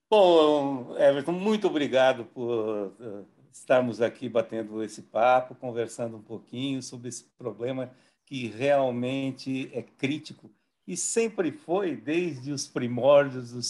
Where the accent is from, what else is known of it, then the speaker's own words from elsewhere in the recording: Marília, São Paulo, Brazil; Na realidade, eu sou de Marília. Né? Marília é uma cidade nova, é uma cidade que não tem 100 anos ainda, tem 93 anos.